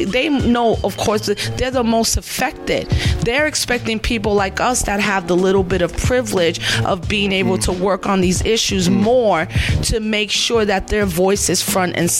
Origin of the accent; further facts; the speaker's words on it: New York City, New York, United States; I'm from New York City